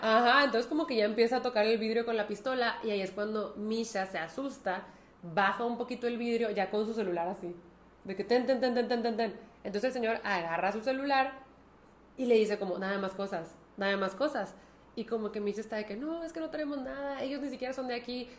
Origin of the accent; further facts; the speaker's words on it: Mexico; ¿Que no sabes de dónde venimos? ¡De México!